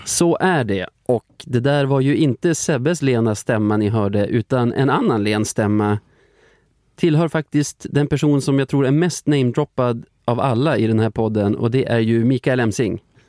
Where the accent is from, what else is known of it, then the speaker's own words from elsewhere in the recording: Flurkmark, Västerbotten County, Sweden; moved away; jag kommer från Flurkmark